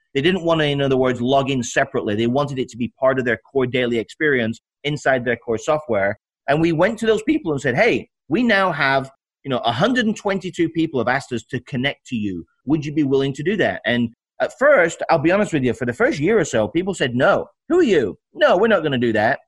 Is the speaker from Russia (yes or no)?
no; United Kingdom; moved away as an adult; also born or lived in Alabama; now in United States; I'm uh, from the UK. Uh, came here 30 now what 32 years ago. I'm 53 years old